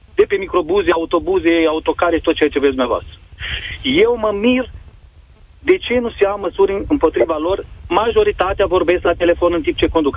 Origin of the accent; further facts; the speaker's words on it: Romania; Noi suntem români